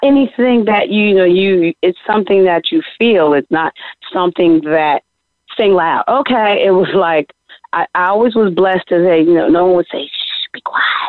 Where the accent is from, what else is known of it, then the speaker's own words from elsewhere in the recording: East Orange, New Jersey, United States; I'm very proud of my hometown, East Orange.